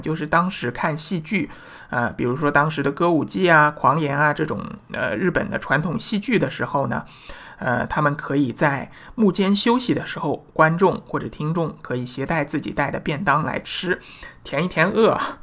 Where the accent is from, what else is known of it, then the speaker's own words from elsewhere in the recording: China; 我们中国人